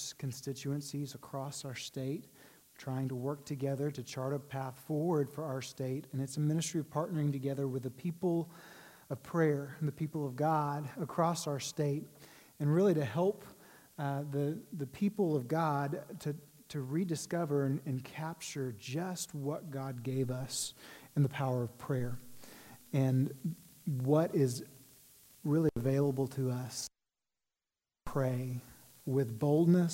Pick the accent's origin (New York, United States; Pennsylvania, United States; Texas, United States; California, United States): Texas, United States; Waco; moved away as an adult; also born or lived in Washington, D.C.; I'm a Texas boy. I grew up in Waco